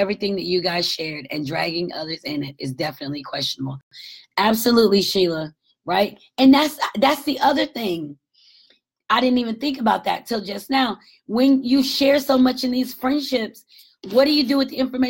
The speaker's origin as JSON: {"language": "English", "town": "Marietta", "region": "Georgia", "country": "United States", "moved": "yes", "said": "my home is in Marietta, Georgia, north of 27 miles north of Atlanta"}